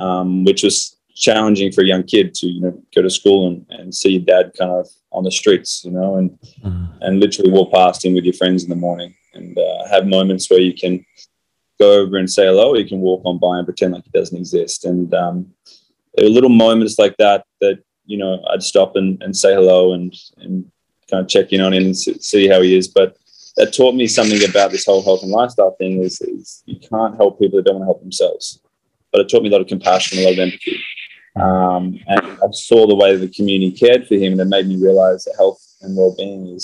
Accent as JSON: {"language": "English", "town": "Fremantle", "region": "Western Australia", "country": "Australia", "tie": "born or raised there", "said": "I grew up in Fremantle in Western Australia."}